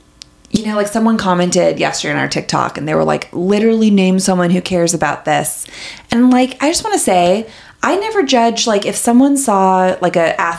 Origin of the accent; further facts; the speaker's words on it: Palo Alto, California, United States; that is where I'm from.